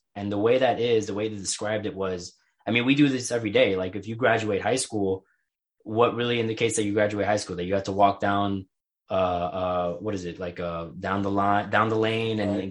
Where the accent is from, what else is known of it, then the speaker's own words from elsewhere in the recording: New York City, New York, United States; growing up in New York